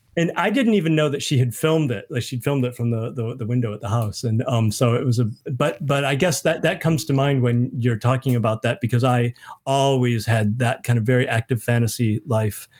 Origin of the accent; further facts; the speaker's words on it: Michigan, United States; moved away as an adult; also born or lived in Minnesota; now in New Zealand; I grew up in Michigan. We'd moved to Minnesota